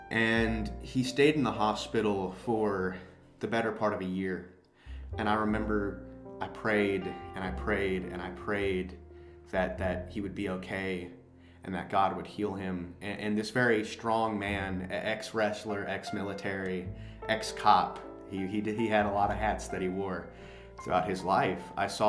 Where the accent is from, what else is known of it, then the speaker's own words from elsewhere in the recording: Tennessee, United States; born there; also born or lived in Alabama; because I was born in Tennessee and I moved to Alabama after my house had burnt down back there.